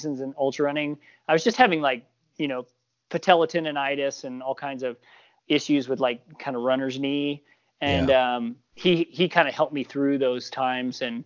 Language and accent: English; Missouri, United States; moved away as an adult; now in Montana, United States; I grew up in Missouri, in the 70s and 80s.